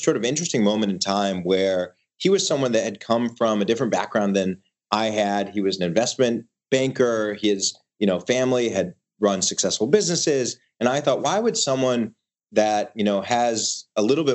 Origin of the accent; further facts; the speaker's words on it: Michigan, United States; moved away as an adult; also born or lived in Ithaca, New York; we were raised in Michigan, grew up in, you know, the middle class in the Midwest